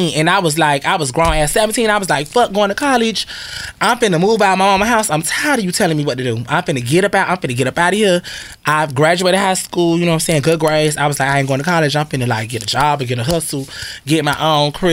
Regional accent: Florida, United States; also born or lived in Connecticut; I'm from Florida. Like, you know, even originally I'm from Connecticut. By me moving to Florida when I was 10 and growing up there, I feel like I was in the South longer.

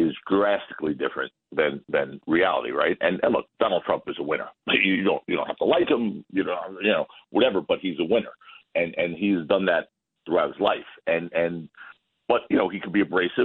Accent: New York, United States; I'm a New Yorker.

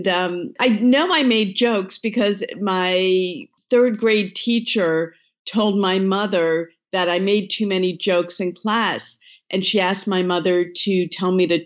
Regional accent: East Coast, United States; I grew up on the East Coast

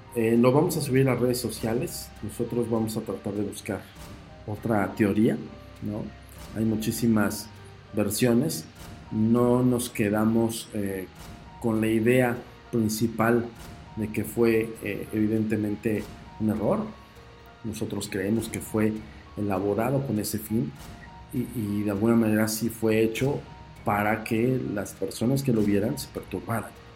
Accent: Mexico

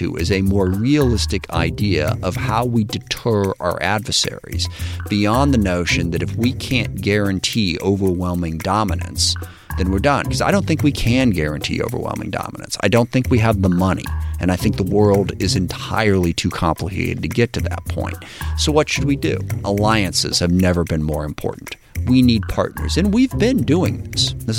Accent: SeaTac, Washington, United States; my connection to the community I grew up in SeaTac.

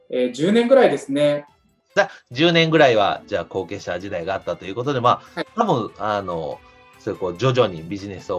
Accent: Soka, Saitama, Japan; moved away; 埼玉県の草加市ですね。

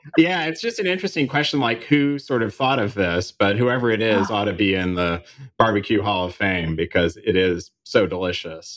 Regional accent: Kansas City, United States; moved away; I was back in Kansas City and in, in my hometown

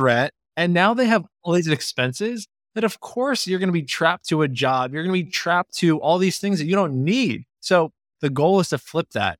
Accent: Long Island, New York, United States; I grew up in Long Island

